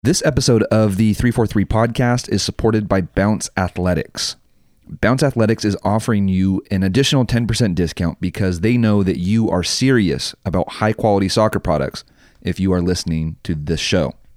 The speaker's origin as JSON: {"language": "English", "town": "Santa Maria", "region": "California", "country": "United States", "said": "I come from Santa Maria, which is nothing to write home about."}